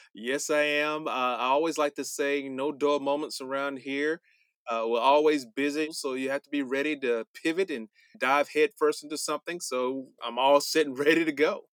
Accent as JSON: {"language": "English", "town": "Montgomery", "region": "Alabama", "country": "United States", "tie": "born or raised there", "said": "growing up in Alabama and Montgomery"}